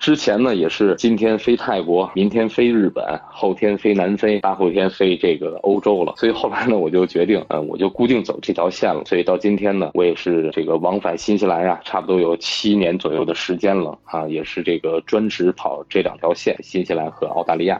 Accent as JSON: {"language": "Chinese", "region": "northern China", "country": "China", "tie": "born or raised there", "moved": "as an adult", "lives_now": "New Zealand", "said": "因为我是北方人嘛"}